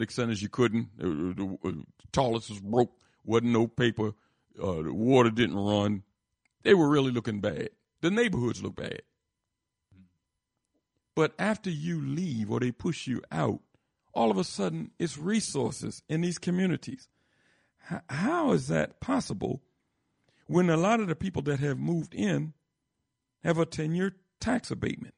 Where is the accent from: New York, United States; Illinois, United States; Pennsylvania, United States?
Pennsylvania, United States; Philadelphia; my old area where I grew up in Philadelphia